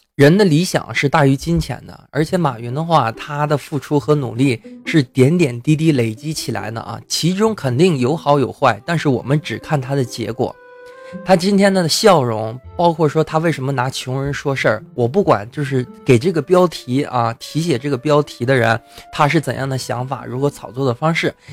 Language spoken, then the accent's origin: Chinese; China; 我们朝鲜人，朝鲜族啊，中国朝鲜族